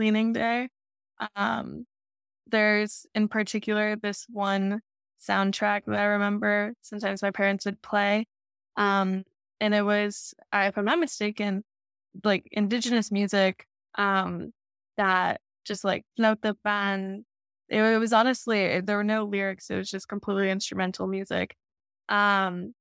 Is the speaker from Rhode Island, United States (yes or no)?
no; Florida, United States; born or raised there